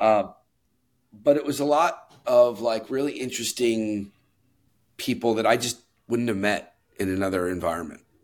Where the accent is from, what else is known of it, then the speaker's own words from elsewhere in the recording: New York City, New York, United States; born and raised New Yorker